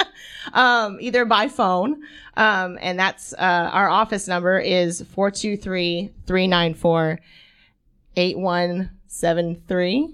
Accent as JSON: {"language": "English", "town": "Franklin", "region": "Tennessee", "country": "United States", "tie": "born or raised there", "also_born_or_lived": "Florida", "moved": "as an adult", "lives_now": "Chattanooga, United States", "said": "I grew up in Franklin, Tennessee."}